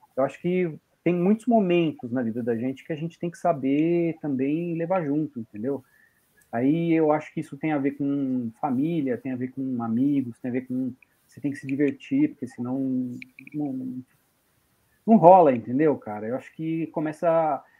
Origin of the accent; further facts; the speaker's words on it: São Paulo, Brazil; eu sou paulistano